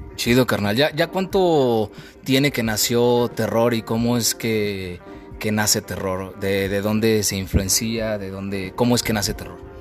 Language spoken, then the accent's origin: Spanish; Mexico; nos representa a nosotros como mexicanos